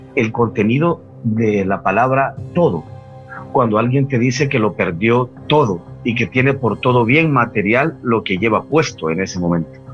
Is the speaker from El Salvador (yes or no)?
yes; El Salvador; yo soy salvadoreño, yo vivo en Centroamérica